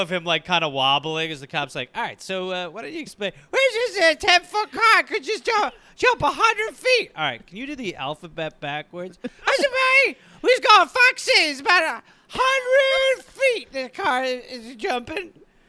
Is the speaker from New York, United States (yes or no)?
no; Brown Deer, Wisconsin, United States; I'm from Brown Deer, Wisconsin